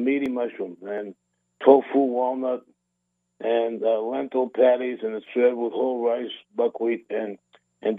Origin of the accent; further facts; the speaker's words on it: Revere, Massachusetts, United States; now in Las Vegas, United States; I'm in my hometown broadcasting live from Revere, Massachusetts